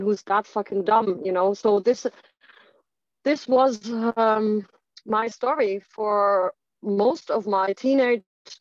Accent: Germany; moved away as an adult; also born or lived in Ireland / United Kingdom; I obviously grew up in Germany. So I grew up in Germany

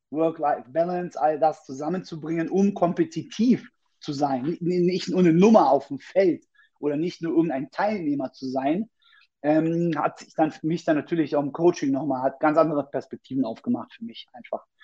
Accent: Berlin, Germany; ich bin 38 Jahre, bin gebürtiger Berliner

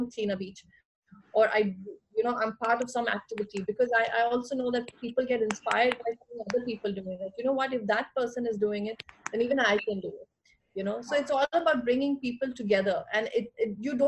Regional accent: India; knowing the culture that I come from, being an Indian

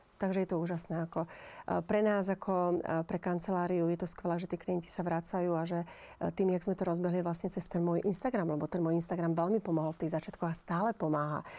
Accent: Žilina, Žilina Region, Slovakia; also born or lived in United States; now in Tenerife, Spain; u nás v Žiline

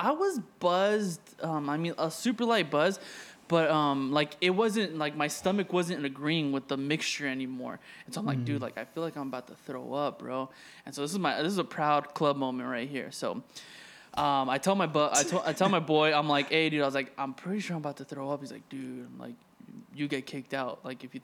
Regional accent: Arizona, United States; moved away as an adult; now in Los Angeles, United States; I was raised in Arizona, you know, since I was 5.

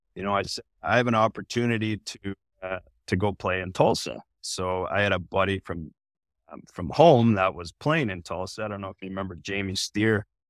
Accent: south of Calgary, Alberta, Canada; moved away; I'm living fifteen minutes south of Calgary

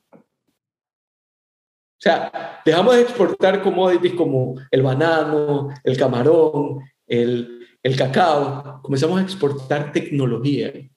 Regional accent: Ecuador; now in Miami, United States; soy ecuatoriano

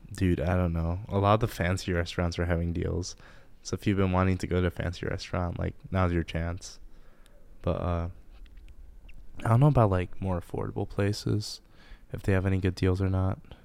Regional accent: Livonia, Michigan, United States; also born or lived in Japan; I'm from Livonia, Michigan

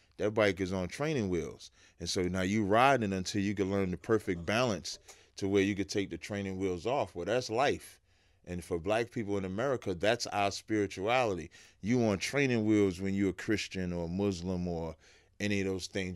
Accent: Jersey City, New Jersey, United States; also born or lived in Roselle, New Jersey; now in West Orange, United States; I moved to Jersey City, uh, in, like, eighty-four

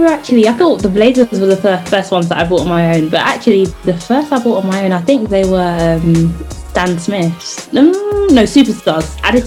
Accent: London, United Kingdom; I grew up in South East London, like you, so that money just wasn't flying around like that.

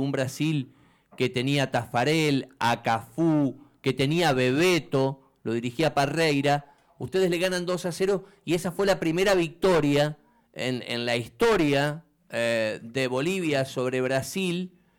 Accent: Argentina; como decimos nosotros acá en Argentina, muy de chango, muy de pibito, de purrete

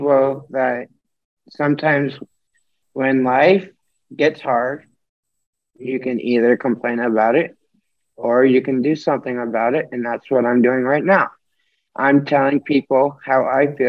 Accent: Norwalk, United States; I'm 19 and I'm from Norwalk

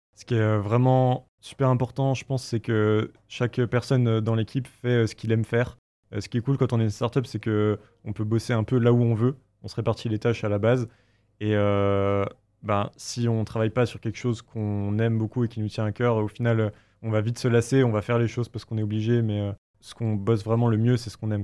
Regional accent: Bourgogne-Franche-Comté, France; moved away; on vient les deux de l'Est de la France, donc euh, Raphaël d'Alsace et moi de, Franche-Comté

